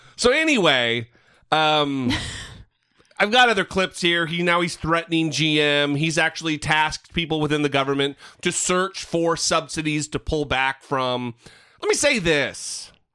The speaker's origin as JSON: {"language": "English", "region": "northern Idaho", "country": "United States", "tie": "born or raised there", "said": "my hometown in northern Idaho"}